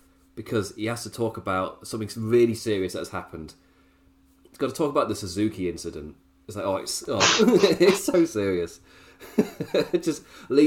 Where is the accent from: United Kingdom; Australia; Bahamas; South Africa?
United Kingdom; England; as a English viewer